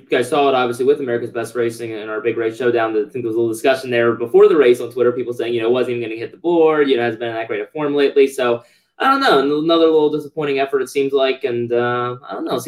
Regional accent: Frederick County, Maryland, United States; I grew up in Maryland, Northern Maryland, Frederick County, near the PA border

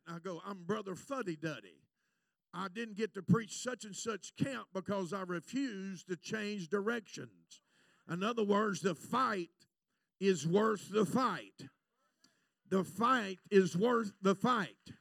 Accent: United States; I'm an American preacher

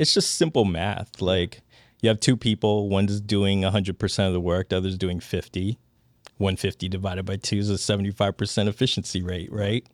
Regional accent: Washington, District of Columbia, United States; That's my hometown.

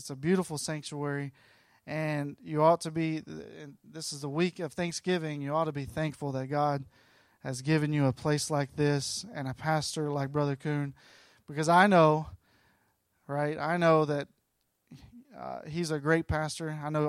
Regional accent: Gadsden, Alabama, United States; now in Southern California, United States; And I live in Southern California now. I grew up in Gadsden. Anybody know where Gadsden, Alabama is?

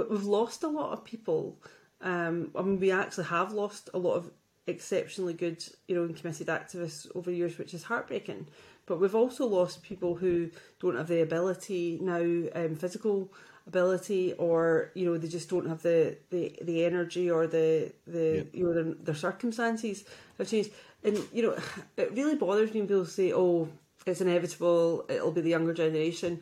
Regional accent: Glasgow, Scotland, United Kingdom; I'm from the East End

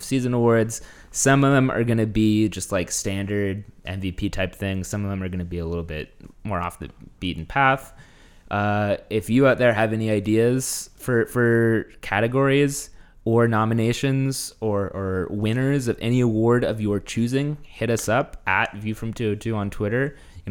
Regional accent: Texas, United States; moved away; growing up in Texas

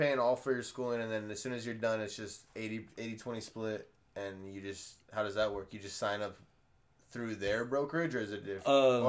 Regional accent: California, United States; born or raised there

